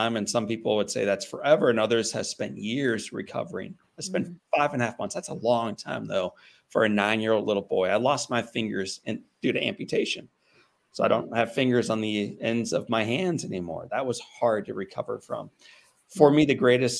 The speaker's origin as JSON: {"language": "English", "town": "St. Louis", "region": "Missouri", "country": "United States", "tie": "born or raised there", "said": "when I was 9 years old, growing up in St. Louis, Missouri"}